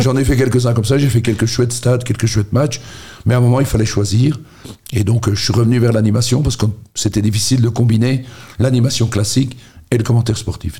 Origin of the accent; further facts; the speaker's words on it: Charleroi, Wallonia, Belgium; je suis originaire de Marchienne